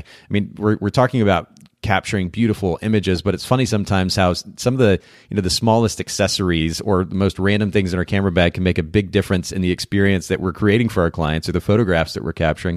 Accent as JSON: {"language": "English", "country": "Japan", "tie": "born or raised there", "moved": "yes", "said": "I grew up in Japan."}